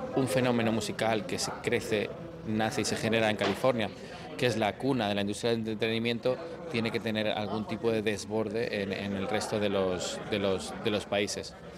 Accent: Spain; moved away as an adult; now in Miami, United States; siendo español

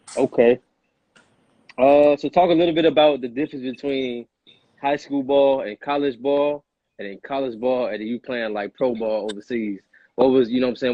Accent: Oak Park, Illinois, United States; also born or lived in Aurora, Illinois; I grew up in Oak Park. I'm from Aurora, but I moved to Oak Park, went to Oak Park.

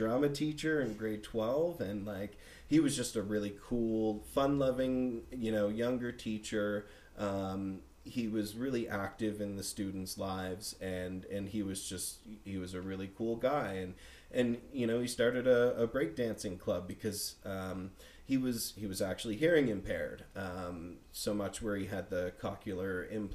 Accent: Bedford, Nova Scotia, Canada; also born or lived in Winnipeg, Manitoba; growing up in Bedford, it was a really nice community.

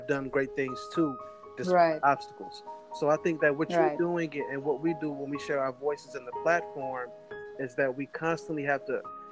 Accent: United States; coming from America, the inner cities of America

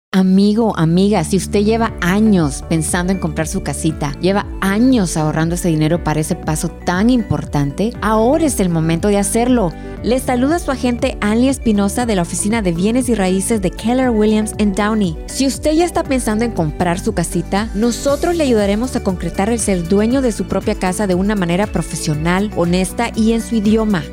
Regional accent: Nicaragua; now in Los Angeles County, United States; soy de Nicaragua, vivo en el condado de Los Ángeles por más de 30 años

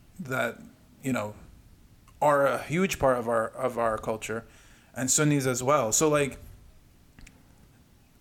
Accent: Arizona, United States; we're both from Arizona

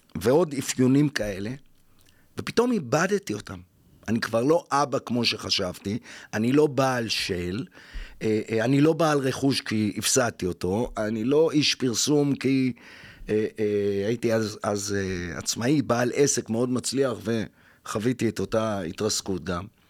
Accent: Jaffa, Tel Aviv District, Israel; ואני חוזר ליפו, עיר הולדתי

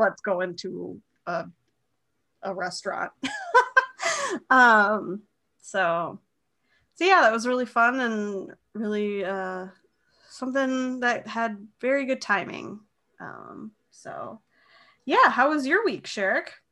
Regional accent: Moorhead, Minnesota, United States; moved away; my hometown of Moorhead, Fargo Moorhead.

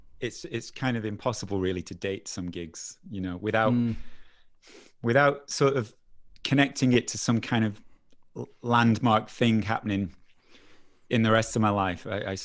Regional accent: Preston, North West England, United Kingdom; moved away as an adult; I was in Preston till I was 19.

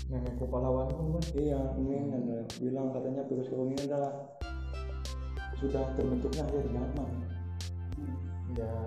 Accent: Rangkasbitung, Banten, Indonesia; terus saya pulang ke Rangkas lagi boleh nggak pak iya kan kampung halaman saya di sini pak

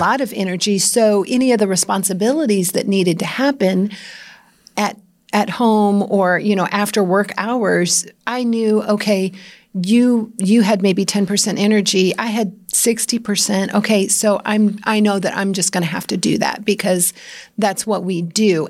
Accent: Iowa, United States; I grew up in Iowa

